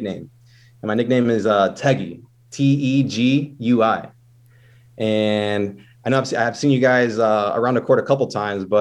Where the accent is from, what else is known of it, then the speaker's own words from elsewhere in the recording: United States; as an American